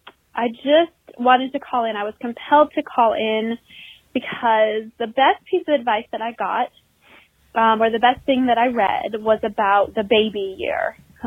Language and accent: English; Kalamazoo, Michigan, United States; now in North Carolina, United States; from North Carolina. I've called a couple of times. Matt, I'm originally from Kalamazoo, Michigan.